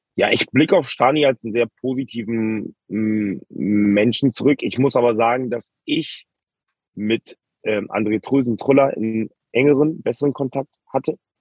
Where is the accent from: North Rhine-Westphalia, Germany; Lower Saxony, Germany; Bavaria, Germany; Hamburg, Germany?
Hamburg, Germany; Wir kommen ja beide auch aus Hamburg, haben schon in der Jugend relativ oft gegeneinander gespielt